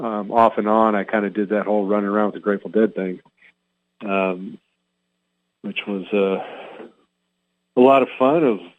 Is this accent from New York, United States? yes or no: no; Hacienda Heights, California, United States; also born or lived in Montebello / Pennsylvania; And I was born in Southern California, Montebello. We lived in Hacienda Heights. And then when I was like in fourth grade, we moved to Northern California.